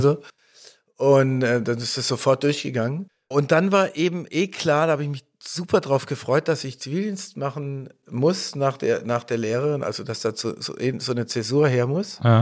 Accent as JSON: {"language": "German", "town": "Stuttgart", "region": "Baden-Württemberg", "country": "Germany", "tie": "born or raised there", "said": "bin ich Stuttgarter Junge, in Stuttgart Süd, Heslach äh, zur Schule gegangen"}